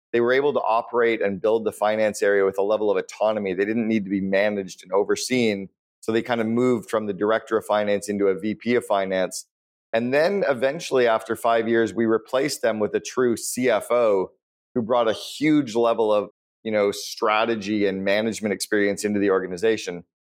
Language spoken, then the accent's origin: English; Canada; When I was growing up in Canada